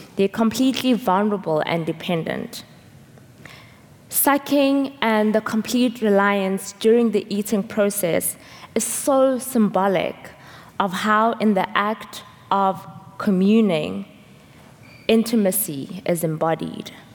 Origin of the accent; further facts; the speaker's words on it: South Africa; moved away; I'm from South Africa